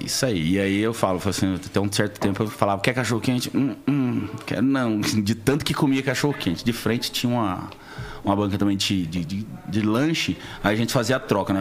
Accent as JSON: {"language": "Portuguese", "town": "Alfenas", "region": "Minas Gerais", "country": "Brazil", "tie": "born or raised there", "moved": "yes", "said": "nascido e criado em Alfenas, sul de Minas"}